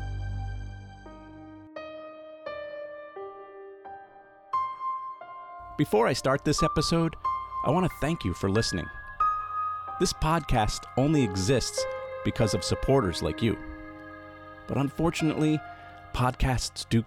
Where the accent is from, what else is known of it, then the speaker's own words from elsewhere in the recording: New England, Rhode Island, United States; In New England, where I'm from